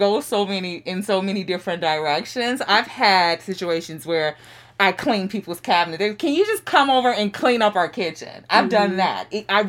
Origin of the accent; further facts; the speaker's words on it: Chicago, Illinois, United States; moved away as an adult; I am originally from Chicago, Chicago South Side, the Inglewood community.